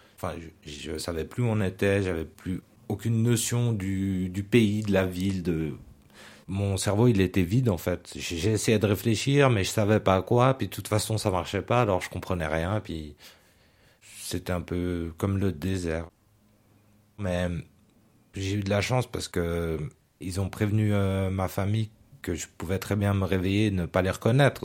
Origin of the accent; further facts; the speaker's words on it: Geneva, Switzerland; moved away as an adult; now in Vaud, Switzerland; J'ai grandi au Lignon à Genève, mais aussi à Honnay, à Carouge, au Petit Lancy, enfin, dans tout le canton